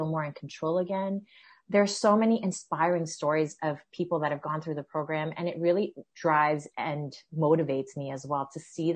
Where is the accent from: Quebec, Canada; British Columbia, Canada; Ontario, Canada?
Ontario, Canada; Peterborough; also born or lived in Toronto; I came from Peterborough. I grew up in Peterborough. I came to Toronto to go to U of T for undergrad.